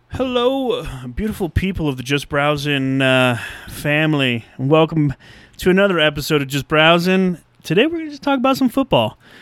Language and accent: English; United States; As an American